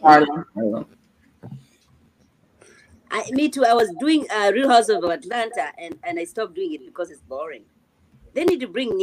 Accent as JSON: {"language": "English", "country": "Kenya", "said": "You know, I'm from Kenya too."}